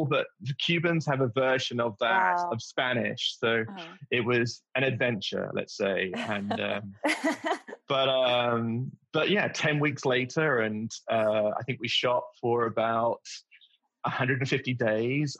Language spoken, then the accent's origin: English; England, United Kingdom; as a an English person